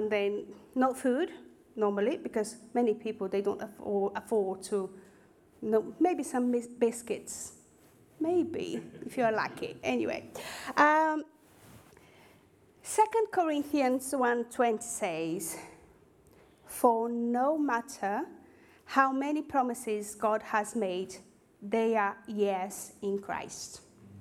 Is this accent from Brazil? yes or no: yes; Northeast Region, Brazil; English is a second language; moved away as an adult; now in Basingstoke, United Kingdom; my hometown in Brazil, in the northeast of Brazil